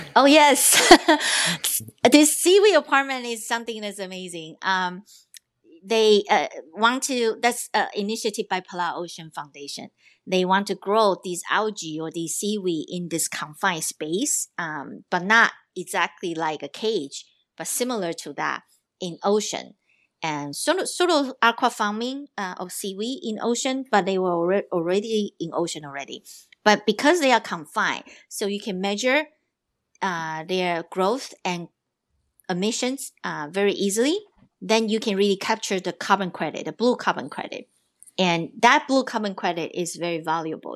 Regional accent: Taiwan; I'm from Taiwan, so I am also a Pacific Islander at heart

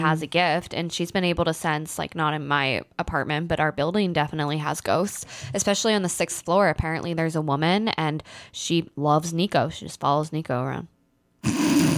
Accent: Pennsylvania, United States; born or raised there; moved away

